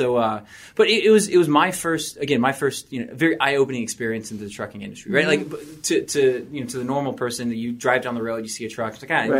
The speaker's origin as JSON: {"language": "English", "region": "Kentucky", "country": "United States", "also_born_or_lived": "Savannah, Georgia", "said": "I'm from Kentucky, then moved down to Savannah, Georgia. Good old boy. I just felt at home."}